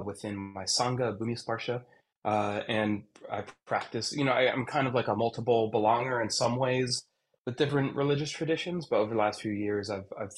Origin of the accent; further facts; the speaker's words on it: Lancaster, Pennsylvania, United States; down here in Lancaster, Pennsylvania. This is my hometown. I've lived here since I was in second grade, still